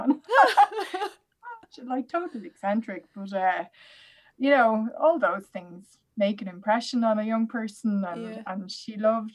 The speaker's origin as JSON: {"language": "English", "area": "Clare", "region": "Munster", "country": "Ireland", "tie": "born or raised there", "also_born_or_lived": "Switzerland", "said": "I'm not originally from Ireland. I came to Ireland when I was about 7, and we moved to Clare, so the Limerick side of Clare"}